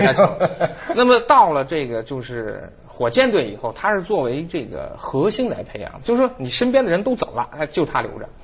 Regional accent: Beijing, China; 咱们北京话

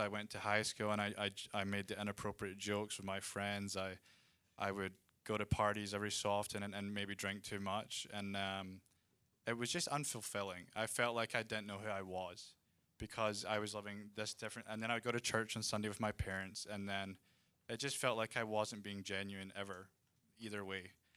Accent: Scotland, United Kingdom; now in Redding, United States; I'm from Scotland

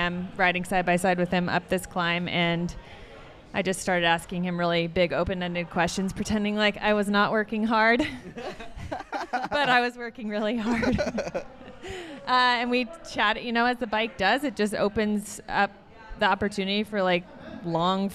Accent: Seattle, Washington, United States; moved away as an adult; also born or lived in Bay Area, California; now in Vermont, United States; I'm a West Coaster. I was born and raised in Seattle there 28 years, moved to the Bay Area.

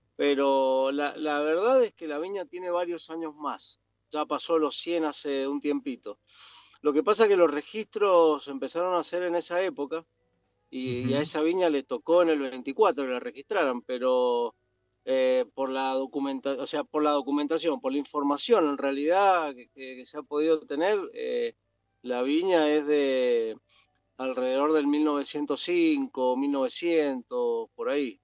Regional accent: Mendoza, Argentina; yo nací en Mendoza, me crié en Mendoza

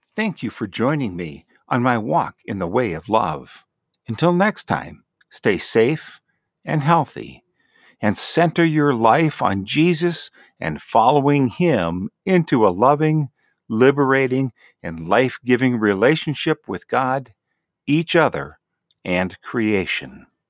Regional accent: Green Bay, Wisconsin, United States; moved away as an adult; now in North Carolina, United States; I grew up in Green Bay in an area that was pretty much all white.

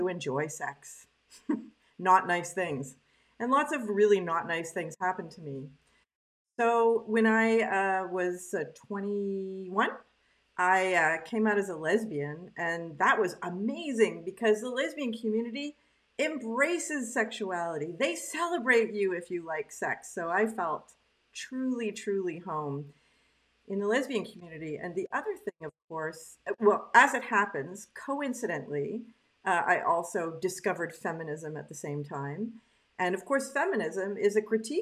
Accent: Canada; now in Quebec, Canada; I was raised in English Canada by a French Canadian family, and now I'm in Quebec

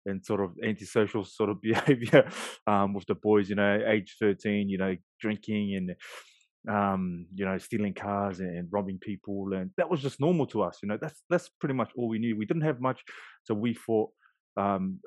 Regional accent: Auckland, New Zealand; moved away as an adult; also born or lived in Sydney, Australia; now in Christchurch, New Zealand; So I grew up East Auckland, GI boy, Glen Innes.

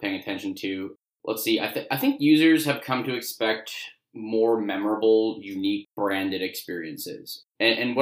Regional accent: Chicago, Illinois, United States; also born or lived in Columbia, Missouri; I grew up in the Chicago area.

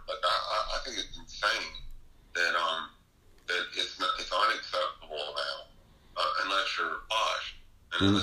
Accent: North Mississippi, United States; moved away; also born or lived in Memphis, Tennessee; I grew up with in North Mississippi

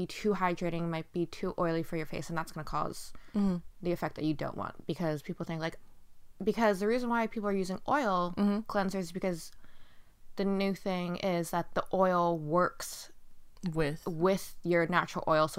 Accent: United States; because I'm an American that I would just use like American products and everything, but my ethnicity is Asian

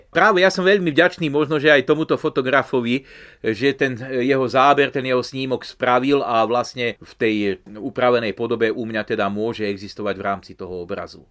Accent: Turiec, Žilina Region, Slovakia; u nás v Turci na Lipovci

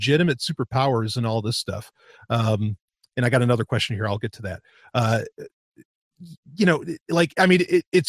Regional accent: United States; growing up in America in the 90s, like that's when I was a teenager

